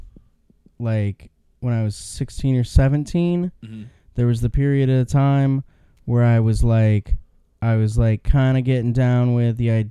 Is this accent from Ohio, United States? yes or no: yes; Ohio, United States; I grew up in Ohio and all of my family was in Michigan, in Lansing, or surrounding areas